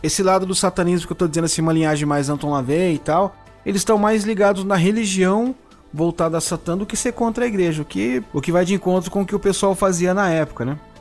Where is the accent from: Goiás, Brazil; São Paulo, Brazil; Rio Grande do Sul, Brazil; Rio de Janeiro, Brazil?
São Paulo, Brazil; na minha adolescência também aqui em São Paulo era a galeria do rock, a gente se encontrava lá